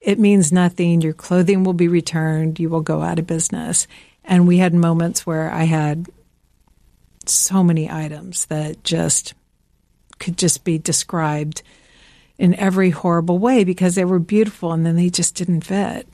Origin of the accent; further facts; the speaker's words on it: Georgia, United States; also born or lived in Midwest; now in Greenwich, Connecticut, United States; I'm from the South